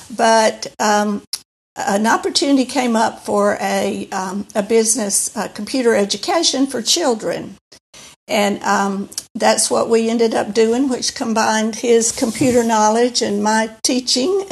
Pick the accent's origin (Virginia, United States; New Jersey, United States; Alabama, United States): Alabama, United States; moved away as an adult; also born or lived in Singapore / New York / South Florida / St. Louis; we came to, uh, back to Alabama, back to me. Uh, was home for me